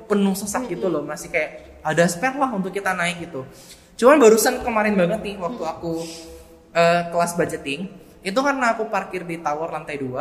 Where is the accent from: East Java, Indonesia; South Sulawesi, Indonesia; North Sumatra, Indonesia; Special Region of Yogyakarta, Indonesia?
South Sulawesi, Indonesia; Makassar; now in Surabaya, Indonesia; Nah, duanya kita dari Makassar aku dan temanku.